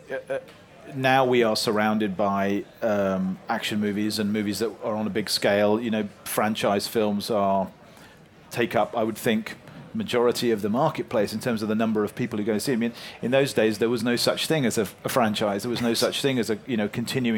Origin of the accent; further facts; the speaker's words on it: London, United Kingdom; me growing up in North London